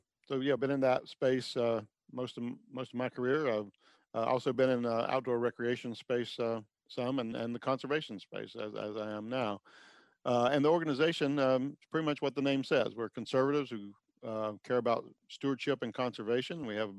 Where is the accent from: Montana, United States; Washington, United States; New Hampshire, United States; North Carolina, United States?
North Carolina, United States; moved away; I grew up in North Carolina